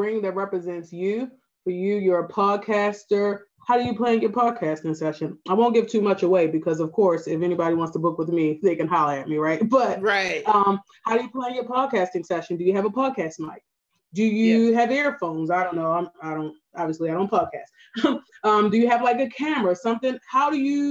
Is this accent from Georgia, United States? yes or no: no; Baltimore, Maryland, United States; accent: Baltimore; my Baltimore accent